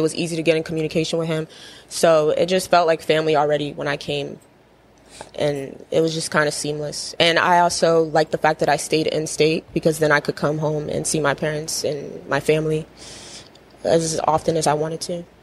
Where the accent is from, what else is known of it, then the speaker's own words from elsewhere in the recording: Edgewood, Maryland, United States; I grew up in Edgewood, Maryland.